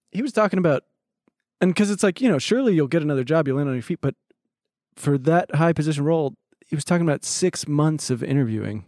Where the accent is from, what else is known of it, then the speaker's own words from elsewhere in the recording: Los Angeles, California, United States; And I said, "L A."